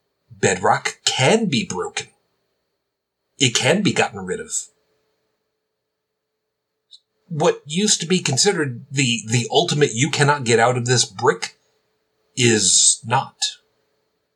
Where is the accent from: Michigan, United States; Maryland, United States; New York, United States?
New York, United States; New York City; moved away; I'm originally from Brooklyn.